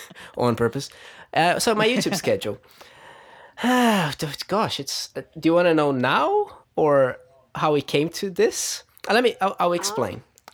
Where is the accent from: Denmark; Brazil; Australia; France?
Brazil; moved away as an adult; now in New Zealand; I was born in Brazil, yeah. I lived there until I was 20, and then